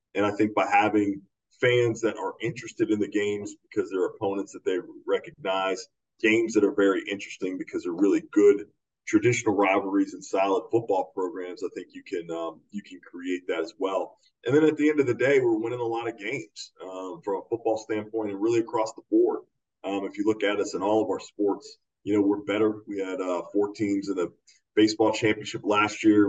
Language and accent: English; the East, East Coast, United States; I grew up in the East as well